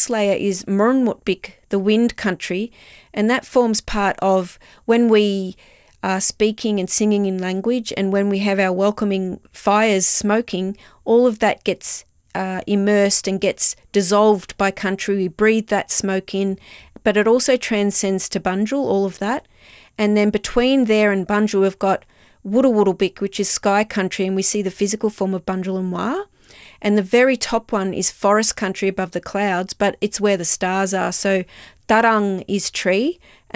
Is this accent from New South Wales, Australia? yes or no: no; Wurundjeri Willam, Victoria, Australia; I'm part of the Wurundjeri Willam